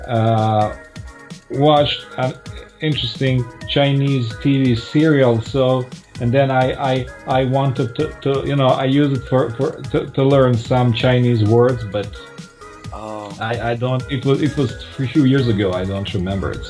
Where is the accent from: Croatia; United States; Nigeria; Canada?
Croatia; Yes, I am from Croatia.